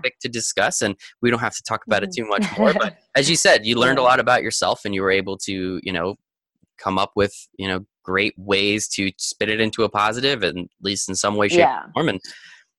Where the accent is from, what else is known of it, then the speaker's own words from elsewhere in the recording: United States; as an American